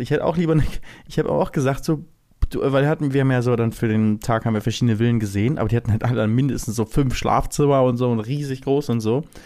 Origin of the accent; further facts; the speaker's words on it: Lübeck, Schleswig-Holstein, Germany; moved away as an adult; now in Cologne, Germany; ich bin in Lübeck aufgewachsen. Nach dem Abi bin ich nach Köln gezogen